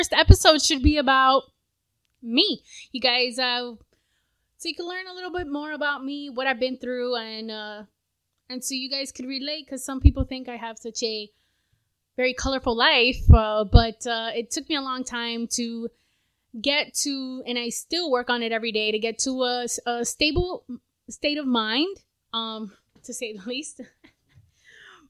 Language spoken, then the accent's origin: English; South Florida, United States; I was born in South Florida